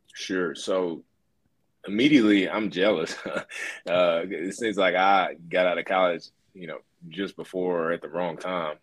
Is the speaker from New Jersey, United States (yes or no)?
no; Alabama, United States; moved away as an adult; also born or lived in Louisiana / Raleigh, North Carolina; I grew up in Alabama.